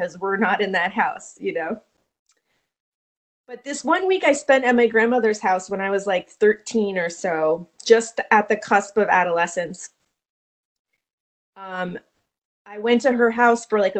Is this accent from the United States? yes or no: yes; Vermont, United States; I grew up in Vermont